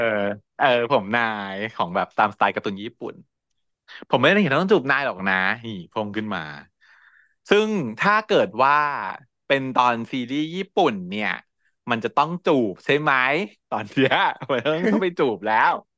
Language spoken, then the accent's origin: Thai; Bangkok, Thailand; เราชาวกรุงเทพ